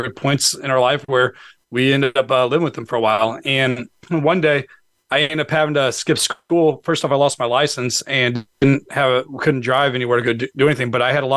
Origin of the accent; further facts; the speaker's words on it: St. Louis, Missouri, United States; now in Northern Virginia, United States; I'm originally from St. Louis, Missouri, and grew up in a single family home with my mom and four sisters